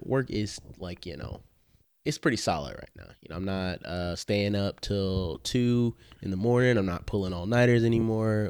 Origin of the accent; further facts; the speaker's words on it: the South, United States; we're from the South